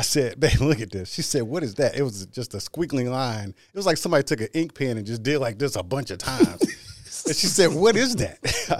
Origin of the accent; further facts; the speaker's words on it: Austin, Texas, United States; also born or lived in Cherry Point, North Carolina; now in Houston, United States; I'm glad I made it back to Houston. It was close enough to Austin, Texas. That's my hometown.